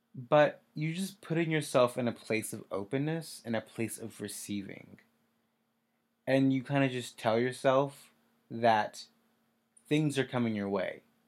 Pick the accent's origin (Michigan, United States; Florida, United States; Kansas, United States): Kansas, United States; moved away as an adult; I'm from Kansas. I moved here in January